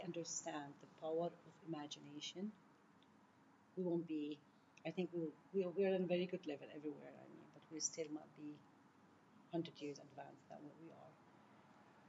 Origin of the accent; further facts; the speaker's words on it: Jordan; I'm from Jordan. We have few mountains